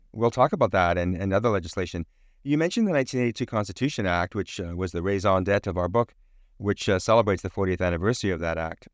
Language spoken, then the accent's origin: English; Winnipeg, Manitoba, Canada; also born or lived in Lake of the Woods; I am from Red River, or what became Winnipeg